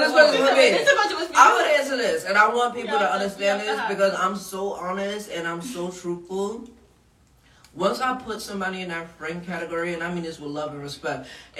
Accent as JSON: {"language": "English", "town": "Queens", "region": "New York", "country": "United States", "said": "Y'all know I'm from the hood. I'm from Southside Jamaica, Queens."}